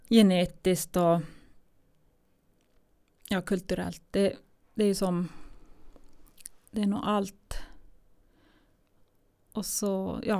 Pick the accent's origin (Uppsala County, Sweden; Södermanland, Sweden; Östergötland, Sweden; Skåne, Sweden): Södermanland, Sweden; Eskilstuna; jag hade ju inget boende eftersom jag kom ifrån Eskilstuna.